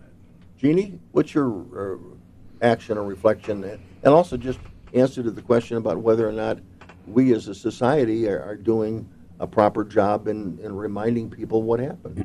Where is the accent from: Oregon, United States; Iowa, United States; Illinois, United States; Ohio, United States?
Illinois, United States; Chicago